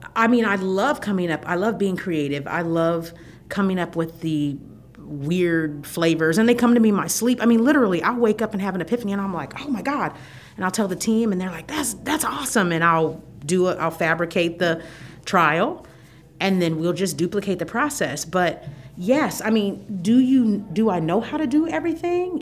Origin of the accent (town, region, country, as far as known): Fort Wayne, Indiana, United States; born or raised there; now in Bloomington, United States